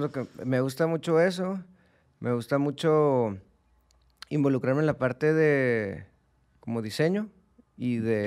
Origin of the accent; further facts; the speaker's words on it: Mexico; como mexicanos